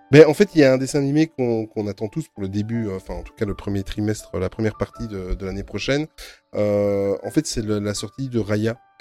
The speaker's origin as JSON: {"language": "French", "country": "Belgium", "said": "Nous, en plus, en Belgique, euh, il a fallu qu'on fasse les malins. Il y a trois langues."}